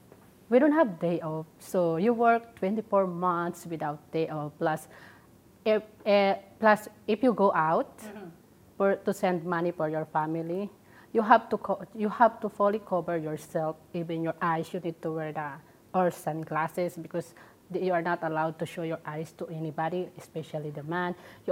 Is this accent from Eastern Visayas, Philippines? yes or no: yes; Samar, Eastern Visayas, Philippines; moved away as an adult; also born or lived in Saudi Arabia; now in Hong Kong; I came from Philippines, from the province of Samar.